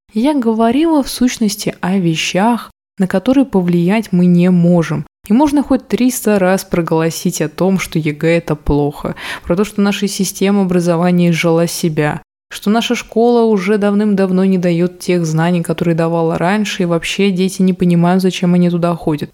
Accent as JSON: {"language": "Russian", "town": "Murmansk", "region": "Murmansk Oblast", "country": "Russia", "tie": "born or raised there", "moved": "as an adult", "lives_now": "Saint Petersburg, Russia", "said": "сама я родом из Мурманска, сейчас я уже там не живу"}